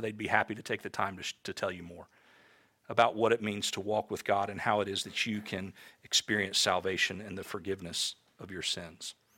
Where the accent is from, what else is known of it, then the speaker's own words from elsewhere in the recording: Tampa, Florida, United States; I grew up in Tampa, Florida